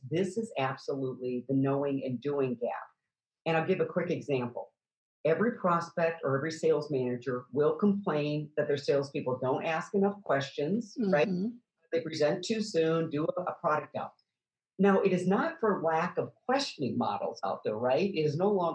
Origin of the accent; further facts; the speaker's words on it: Midwest, United States; I grew up in the Midwest on a farm